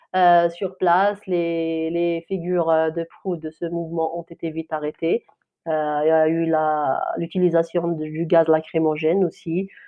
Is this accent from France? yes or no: no; Kabylie, Algeria; first language Kabyle; French is a second language; ma langue maternelle, c'est amazir, c'est de kabyle, algérien